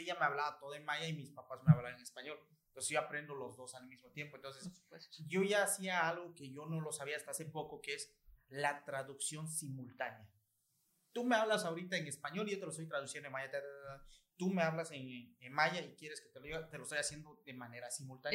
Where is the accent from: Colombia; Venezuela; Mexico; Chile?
Mexico; Nunkiní, Campeche; Soy de Nunquini